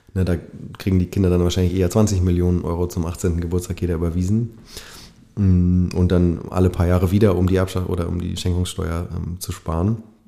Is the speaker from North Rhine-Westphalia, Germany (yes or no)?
no; Bavaria, Germany; ich bin in Bayern aufgewachsen, also in, in Westdeutschland im kapitalistischen Westen